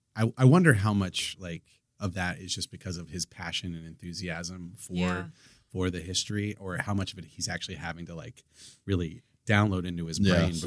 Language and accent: English; Marysville, Ohio, United States; I grew up in Marysville, Ohio.